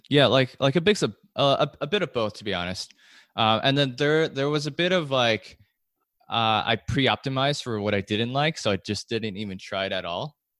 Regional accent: California, United States; I grew up in California

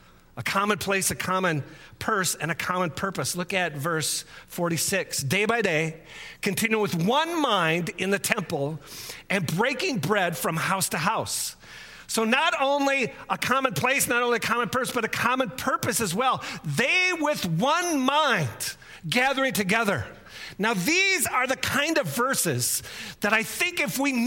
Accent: United States; us as American Westerners

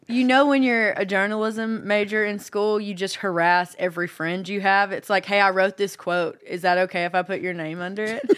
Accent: Hope, Arkansas, United States; moved away as an adult; now in Nashville, United States; I'm from Hope, which is almost in Texas, right outside of Texarkana

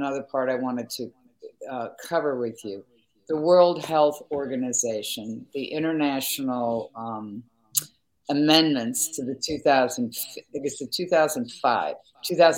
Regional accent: United States; as an American journalist

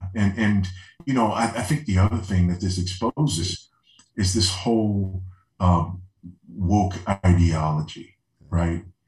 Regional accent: Los Angeles, California, United States; moved away; being a, an LA boy, you know, yeah. born and raised in Los Angeles

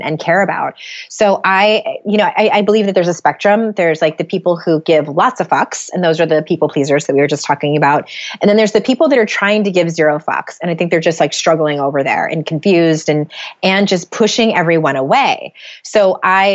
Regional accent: San Diego, California, United States; moved away as an adult; now in Utah, United States; we moved from San Diego, where both my husband and I were born and raised. We moved to Utah.

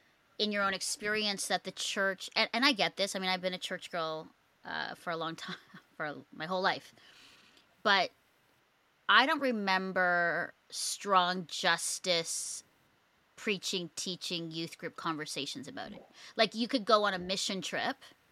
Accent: Philippines; also born or lived in Singapore; growing up in the Philippines and Singapore

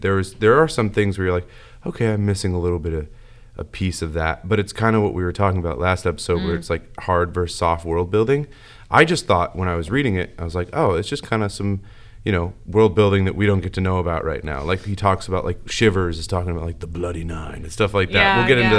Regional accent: United States; I'm an American.

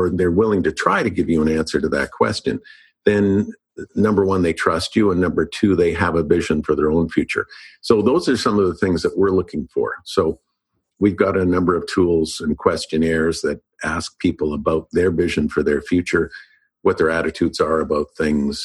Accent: Winnipeg, Manitoba, Canada; moved away as an adult; also born or lived in Los Angeles; I moved back to Canada and back to Winnipeg, and I needed a job.

